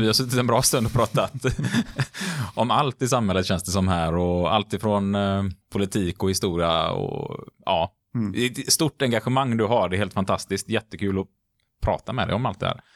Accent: Gothenburg, Västra Götaland, Sweden; Nu är jag uppväxt i Majorna i Göteborg

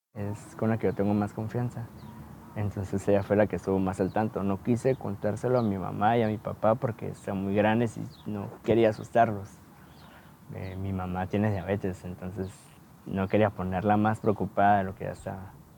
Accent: Guatemala; moved away

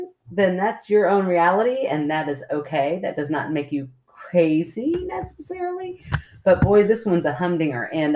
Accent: Kentucky, United States; We're those rare Kentucky city people

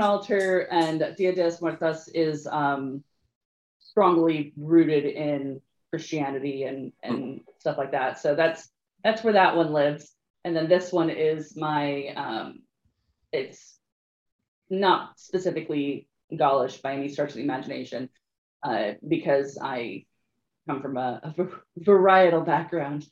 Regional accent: Northern California, United States; I grew up in Northern California in a, in a town that was very migrant workery

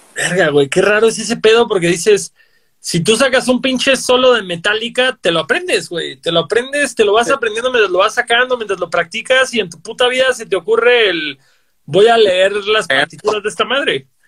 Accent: Cancún, Quintana Roo, Mexico; Yo soy de Cancún

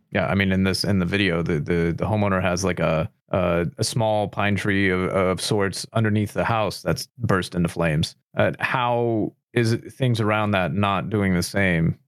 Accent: United States; as an American

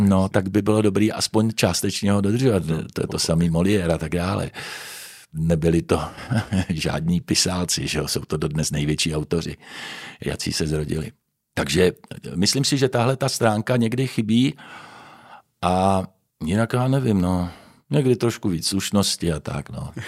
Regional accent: Prague, Czechia; moved away as an adult; also born or lived in Pardubice; now in Ostrava, Czechia; Narodil jsem se v Praze.

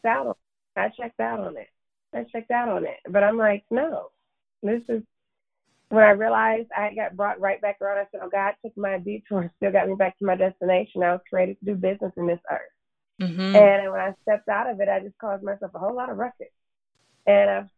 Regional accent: Detroit, Michigan, United States; moved away as an adult; also born or lived in Florida / Los Angeles; I was born and raised in Detroit, Michigan

